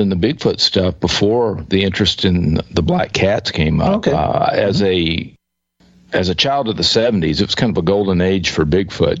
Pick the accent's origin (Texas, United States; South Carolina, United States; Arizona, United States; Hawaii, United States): Texas, United States; East; I grew up in East Texas